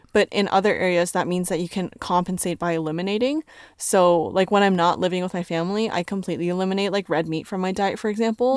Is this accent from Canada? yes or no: yes; Canada; I'm from Canada. I can speak English